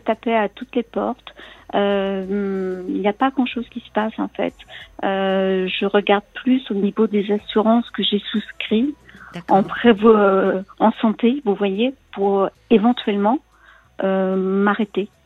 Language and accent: French; Paris, Île-de-France, France; je suis née à Paris, j'habite à Paris